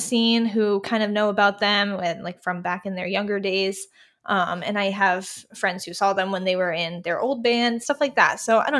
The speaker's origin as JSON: {"language": "English", "town": "Providence", "region": "Rhode Island", "country": "United States", "said": "I am from Providence, which is about an hour outside there."}